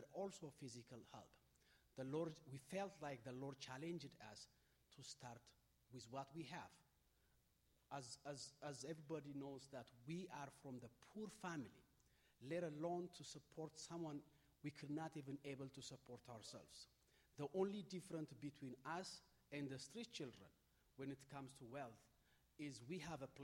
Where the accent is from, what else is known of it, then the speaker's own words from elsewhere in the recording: Ethiopia; I am from Ethiopia.